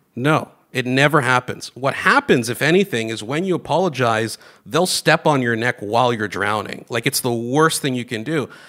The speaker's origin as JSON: {"language": "English", "country": "Greece", "tie": "born or raised there", "moved": "yes", "lives_now": "Canada", "said": "I grew up in Greece, although I was born here. We moved to Greece when I was uh, pretty young, at seven, I think."}